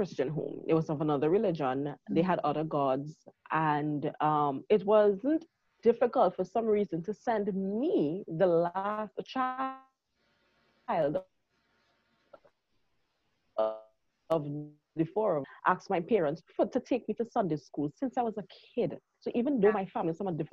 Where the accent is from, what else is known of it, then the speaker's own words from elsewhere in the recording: Trinidad & Tobago; I am from Trinidad and Tobago. That's all the way in the Caribbean.